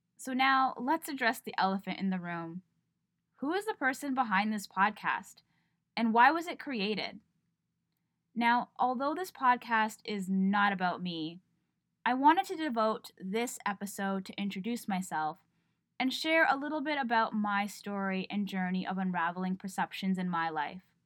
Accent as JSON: {"language": "English", "town": "Toronto", "region": "Ontario", "country": "Canada", "tie": "born or raised there", "said": "I was born and raised in Toronto"}